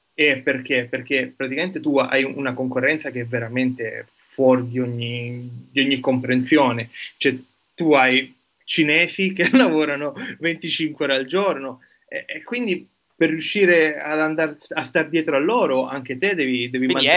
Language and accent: Italian; Palermo, Sicily, Italy; moved away as an adult; also born or lived in Siena / Genoa / New York / Sweden; now in Marseille, France; io sono nato a Palermo e sono un biotecnologo, ho studiato, ho passato i miei primi 24 anni di vita a Palermo